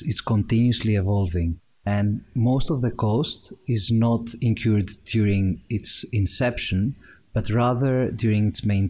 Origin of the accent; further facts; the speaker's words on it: Greece; moved away as an adult; also born or lived in Cambridge, United Kingdom; now in United Kingdom; I'm from Greece. I grew up there, went to school over there